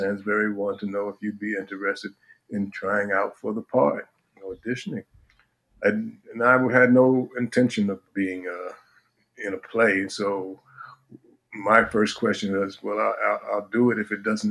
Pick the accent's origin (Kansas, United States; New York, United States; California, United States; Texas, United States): New York, United States; New York City; as a kid growing up in Manhattan